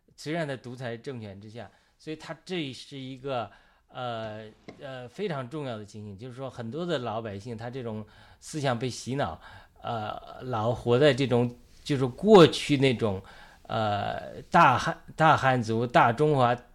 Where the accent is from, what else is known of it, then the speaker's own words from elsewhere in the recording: China; 我们中国人